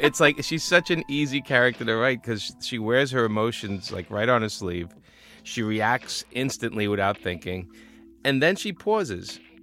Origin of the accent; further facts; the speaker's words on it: New York City, New York, United States; being a New Yorker